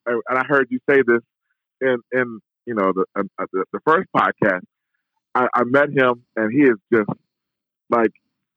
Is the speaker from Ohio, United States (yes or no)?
yes; Cleveland, Ohio, United States; I'm from Cleveland.